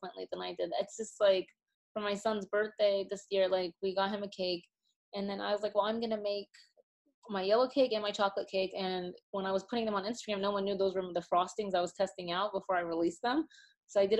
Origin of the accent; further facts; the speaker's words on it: Austin, Texas, United States; now in New York, United States; I live in New York, but I was born and raised in Texas